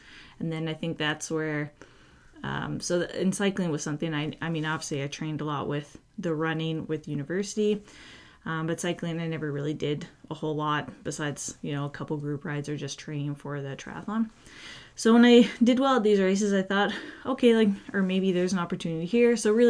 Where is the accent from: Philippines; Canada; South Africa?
Canada; Edmonton, Alberta; and then 2014, I got to compete in Edmonton. So I guess it would be my hometown world championship race.